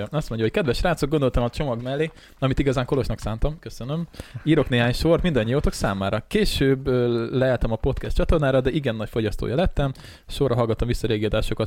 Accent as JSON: {"language": "Hungarian", "country": "Hungary", "tie": "born or raised there", "said": "mi itt nőttünk fel"}